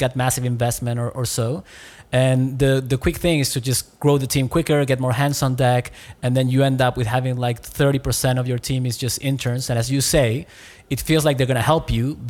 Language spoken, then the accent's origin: English; Chile; I'm from Chile